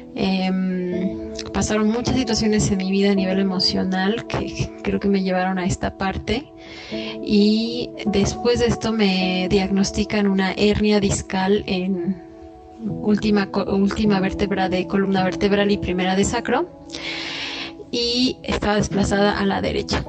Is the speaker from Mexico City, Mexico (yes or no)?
no; Querétaro, Mexico; moved away; also born or lived in the Caribbean; aquí también en Querétaro, que es mi ciudad natal